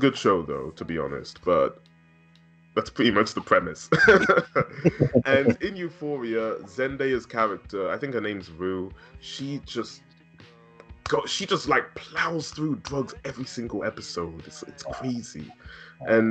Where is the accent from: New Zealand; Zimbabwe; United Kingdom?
United Kingdom; being British